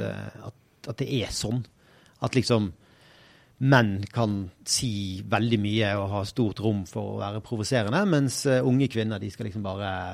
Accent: Bergen, Vestland, Norway; jeg er jo bergenser

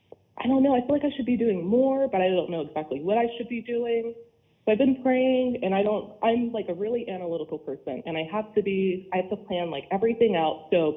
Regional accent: Florida, United States; We're from Florida, so we're still learning to like it, but it's nice.

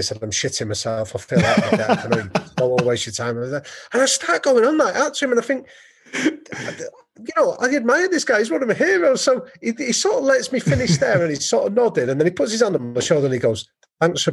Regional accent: England, United Kingdom; I'm an English guy

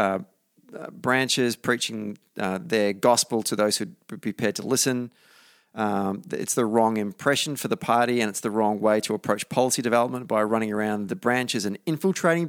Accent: Gippsland, Victoria, Australia; moved away; I come from Gippsland, and that's the Latrobe Valley

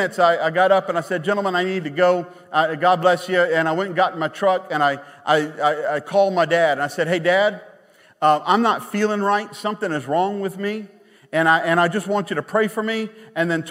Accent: Baton Rouge, Louisiana, United States; moved away; We're from Baton Rouge

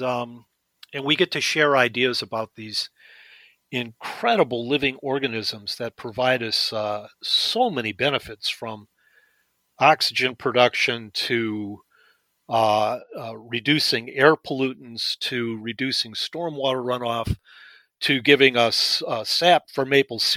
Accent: Detroit, Michigan, United States; moved away as an adult; also born or lived in Maine; when I grew up in Detroit, the house we lived in on the back fence

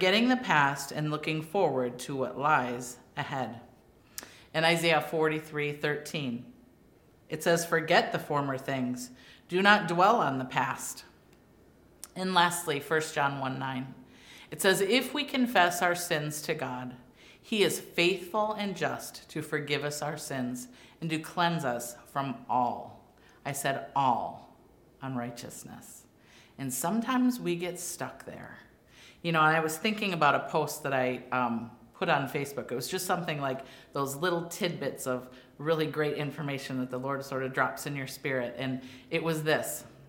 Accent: Wisconsin, United States; I grew up in Wisconsin

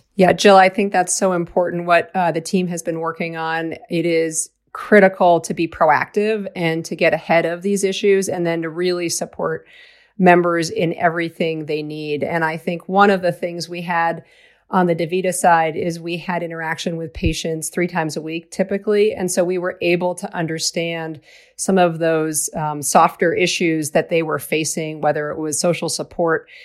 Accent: outside of Boston, Massachusetts, United States; I grew up outside of Boston

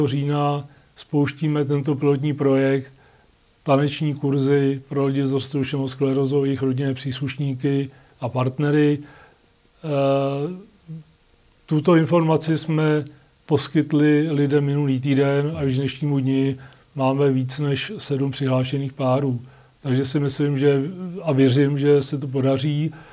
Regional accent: Litoměřice, Ústí nad Labem Region, Czechia; jsem z Litoměřic, jak jsem prvně vyšel u nás na Mostnou horu

